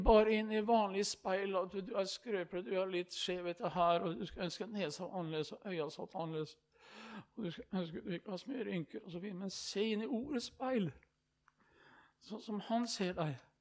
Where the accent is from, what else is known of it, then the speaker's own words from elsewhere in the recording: Østfold, Norway; hjemme i Østfold, i Indre Østfold, i Rakkestad.